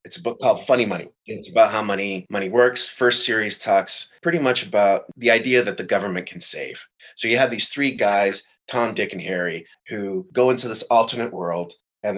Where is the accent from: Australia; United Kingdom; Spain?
Spain; Madrid, Community of Madrid; also born or lived in Brooklyn, New York; now in Paris, France; Born in Madrid. Dad's from East St. Louis. My mom's Spanish.